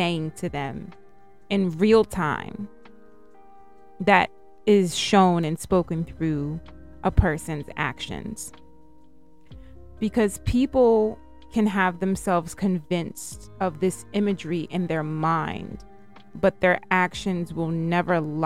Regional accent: United Kingdom; accent: British; my British accent is coming out

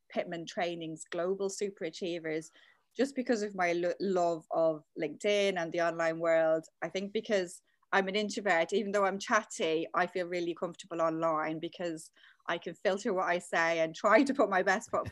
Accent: Dublin, Leinster, Ireland; moved away as an adult; also born or lived in London; now in United Kingdom; back in Ireland, I'm from Dublin, I studied English and French at uni.

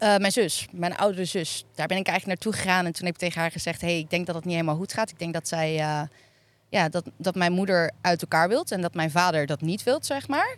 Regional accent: Hillegom, South Holland, Netherlands; Ik kom uit Hillegom

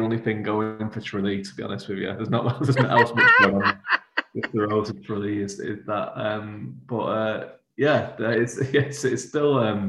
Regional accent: Manchester, North West England, United Kingdom; accent: Manchester; moved away as an adult; now in Galway, Ireland; I'm from the northwest of England, so I'm from around the Manchester area. So I was always like, well, you know, I have like maybe like a vague Manchester.

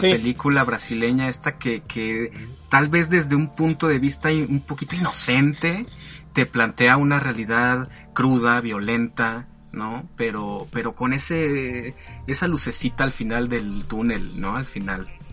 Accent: Mexico; yo soy mexicano, orgullosamente

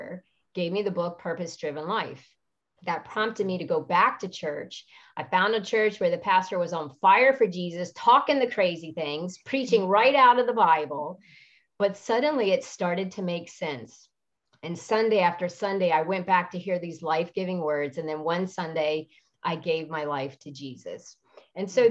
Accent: Washington, District of Columbia, United States; I grew up in the Washington, D.C. area

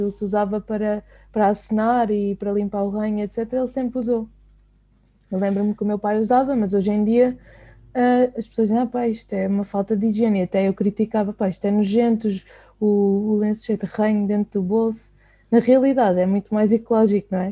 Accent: Sintra, Lisbon, Portugal; eu sou de Sintra

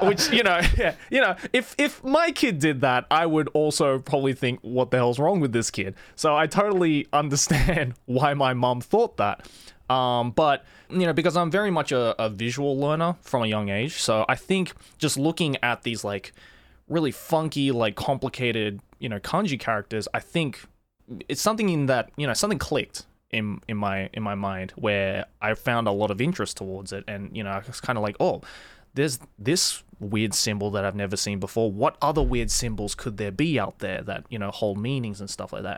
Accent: Sydney, New South Wales, Australia; first language English and Japanese; moved away as an adult; now in Japan; I was born and raised in Sydney

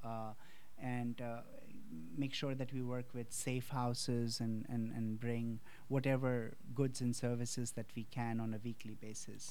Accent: India; born or raised there; moved away

